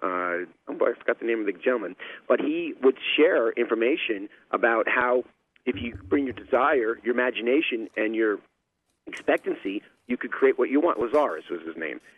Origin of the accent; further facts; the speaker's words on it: New York, United States; growing up in New York in dysfunctional family